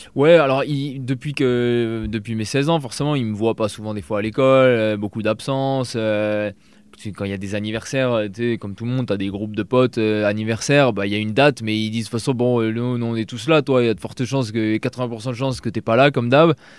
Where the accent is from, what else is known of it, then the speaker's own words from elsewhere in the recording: Alsace, Grand Est, France; moved away as an adult; j'habitais en Alsace à la base. Euh, j'ai déménagé à 2 heures, deux heures euh, de, ma ville natale où j'ai tous mes potes